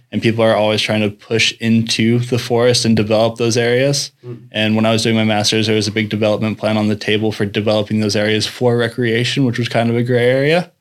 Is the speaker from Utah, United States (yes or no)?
yes; Salt Lake City, Utah, United States; moved away as an adult; now in Norway; I'm originally I'm from Salt Lake City, Utah.